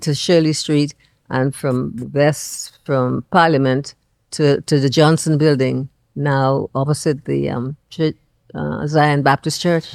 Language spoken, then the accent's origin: English; Andros, Bahamas; moved away as an adult; now in Nassau, Bahamas; I'm just from Andros